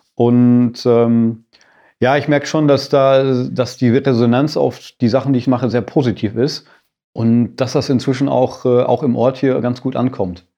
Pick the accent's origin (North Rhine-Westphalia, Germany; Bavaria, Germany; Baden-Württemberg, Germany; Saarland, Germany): North Rhine-Westphalia, Germany; Sauerland; now in Bad Grund, Germany; Ich bin auch in Bergen groß geworden, jetzt zwar in einem anderen Mittel, im anderen Mittelgebirge, im Sauerland